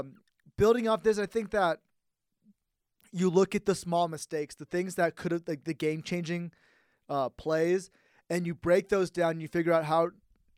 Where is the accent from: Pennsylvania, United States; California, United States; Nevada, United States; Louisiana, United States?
California, United States; San Jose; now in Reno, United States; I grew up in the San Jose area